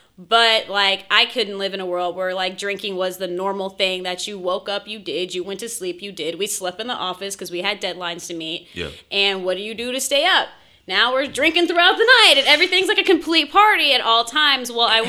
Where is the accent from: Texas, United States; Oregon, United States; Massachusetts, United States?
Texas, United States; Houston; also born or lived in Purdue (Indiana); I grew up here in Houston